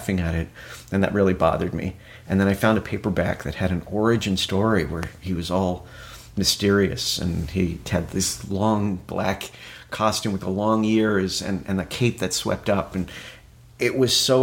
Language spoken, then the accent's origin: English; Arlington, Virginia, United States; moved away as an adult; also born or lived in New York; I grew up in the Arlington, Virginia, the Northern Virginia area, Washington, D.C.